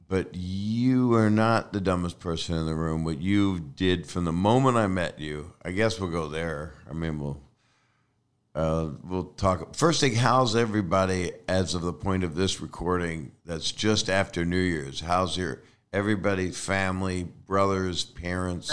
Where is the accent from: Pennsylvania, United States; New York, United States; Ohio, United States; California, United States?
Pennsylvania, United States; Philadelphia; I am a fool from Philly.